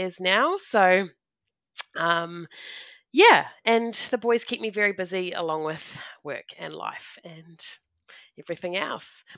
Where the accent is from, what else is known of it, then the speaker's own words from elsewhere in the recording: New Zealand; moved away; I'm a Kiwi